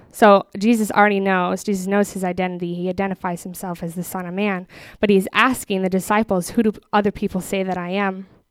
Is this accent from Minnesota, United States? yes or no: yes; Minneapolis, Minnesota, United States; moved away as an adult; now in Texas, United States; I grew up in Minneapolis